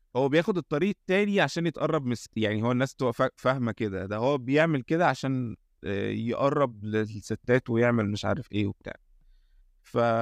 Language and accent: Arabic; Egypt; عندنا في مصر